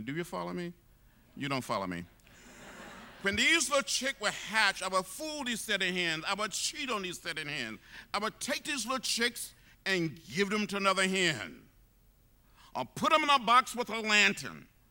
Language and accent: English; Troy, Alabama, United States; moved away as an adult; also born or lived in Nashville, Tennessee; growing up outside of Troy, Alabama, fifty miles from Montgomery